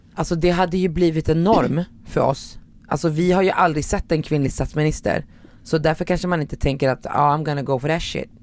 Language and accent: Swedish; Morocco; now in Sweden; jag är från Marocko